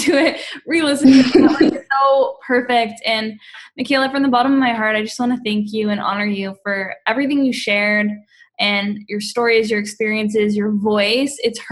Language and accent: English; Canada; I'm Canadian.